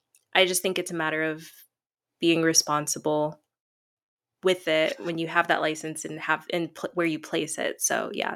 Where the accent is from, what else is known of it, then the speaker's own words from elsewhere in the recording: Tennessee, United States; also born or lived in Chicago; I live in Tennessee. I grew up here for most of my life, even though I was born in Chicago, which is more of a liberal state.